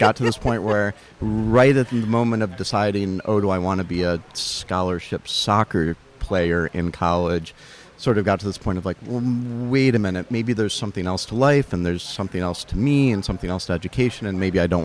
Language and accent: English; Charlotte, North Carolina, United States; I grew up in Charlotte, North Carolina